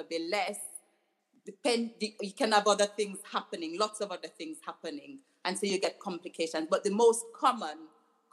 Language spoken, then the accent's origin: English; Jamaica; now in United Kingdom; I grew up in Jamaica